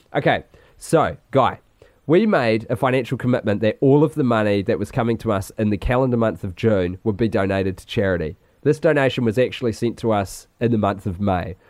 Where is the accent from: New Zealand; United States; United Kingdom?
New Zealand; Christchurch, Canterbury; born or raised there